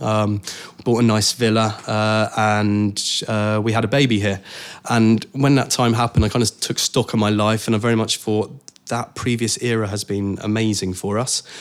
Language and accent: English; Cornwall, South West England, United Kingdom; moved away; I grew up in Cornwall